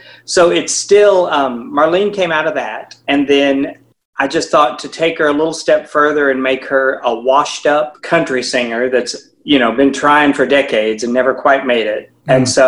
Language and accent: English; Southern Indiana, United States; moved away as an adult; now in Nashville, United States; I grew up in Southern Indiana, and I came to Nashville in 1988 as a pastor's son to attend Tribeca Nazarene University.